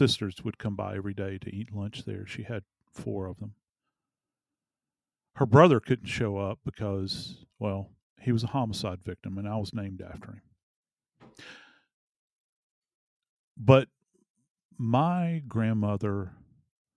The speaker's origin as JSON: {"language": "English", "town": "New Orleans", "region": "Louisiana", "country": "United States", "tie": "born or raised there", "moved": "yes", "said": "my hometown of New Orleans, Louisiana"}